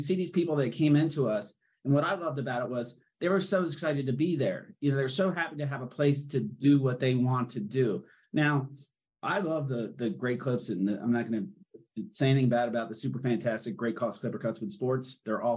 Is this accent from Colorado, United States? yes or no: yes; Denver, Colorado, United States; we're right from here